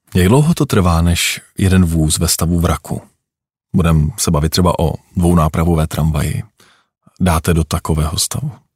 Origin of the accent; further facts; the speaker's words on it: Prague, Czechia; Já jsem vyrůstal na Smíchově ve Stroupežnického ulici